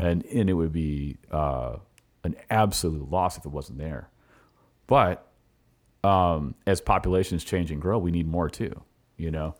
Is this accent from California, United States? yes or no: yes; California, United States; moved away as an adult; now in Richmond, United States; I'm from California, I came here in two thousand seven